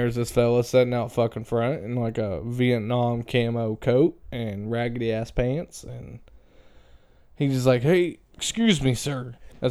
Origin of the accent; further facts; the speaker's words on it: Crothersville, Indiana, United States; also born or lived in Brownstown, Indiana; I grew up in Crothersville until I was 11 years old, and then we moved to Brownstown until I was 19, 18, whatever